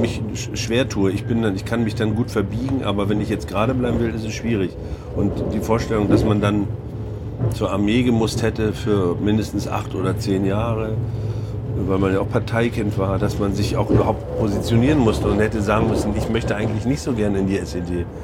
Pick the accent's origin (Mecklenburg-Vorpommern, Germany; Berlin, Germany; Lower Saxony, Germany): Mecklenburg-Vorpommern, Germany; now in Hamburg, Germany; Mecklenburg ist auf jeden Fall meine Herkunft und da, da stehe ich auch total gerne zu